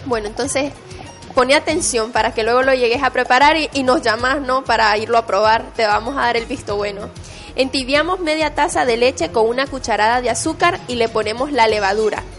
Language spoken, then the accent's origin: Spanish; Nicaragua; yo soy de Nicaragua y en la costa atlántica de mi país se come mucho el picante.